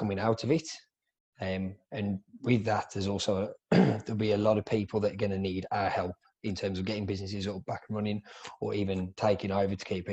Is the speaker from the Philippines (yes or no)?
no; England, United Kingdom; moved away as an adult; now in Melbourne, Australia; I'm originally from England. I moved to Australia about 10 years ago, and I'm the co-owner and education director of Ruby Hair here in Melbourne, Australia